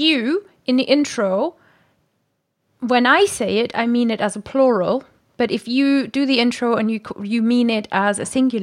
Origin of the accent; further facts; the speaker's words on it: Germany; moved away; Wir sind beide Deutsche